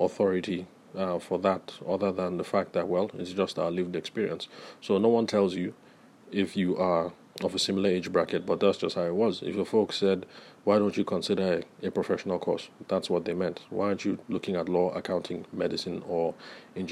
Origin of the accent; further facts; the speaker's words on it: Nigeria; I'm Nigerian